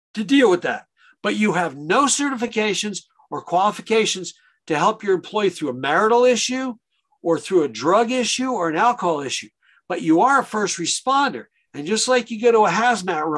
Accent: Long Island, New York, United States; growing up on Long Island, we had a lot of delis

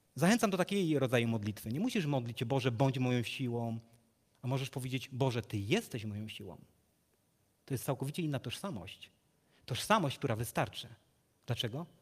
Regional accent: Legnica, Lower Silesian Voivodeship, Poland; z Legnicy, skąd pochodzę

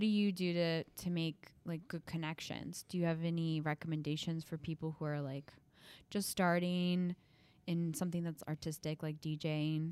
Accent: Midwest, United States; moved away; I'm from the Midwest

